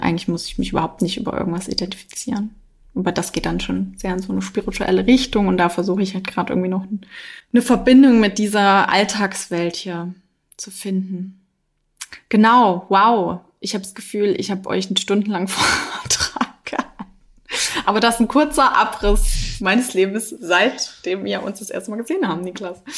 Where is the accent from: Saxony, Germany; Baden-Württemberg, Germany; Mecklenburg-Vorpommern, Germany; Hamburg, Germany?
Saxony, Germany; Dresden; moved away; also born or lived in Freital; ich komme aus Dresden